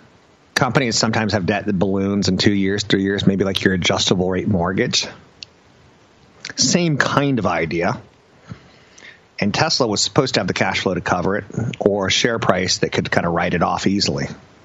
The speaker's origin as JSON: {"language": "English", "area": "south of San Mateo", "region": "California", "country": "United States", "tie": "born or raised there", "said": "In my hometown, not in my hometown, but slightly north of my hometown, in San Mateo, there was a Sears."}